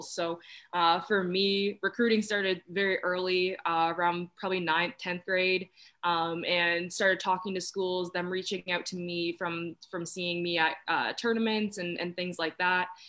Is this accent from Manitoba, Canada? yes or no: no; Oshawa, Ontario, Canada; i grew up in the greater toronto area in oshawa ontario